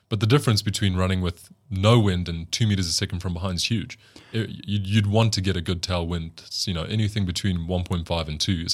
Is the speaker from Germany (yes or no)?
no; South Africa; I'm probably biased because I come from South Africa and I think we have notoriously beautiful women here.